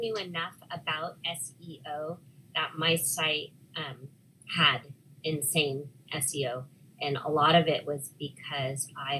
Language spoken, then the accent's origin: English; Scotland, United Kingdom; No, well, I'm Scottish.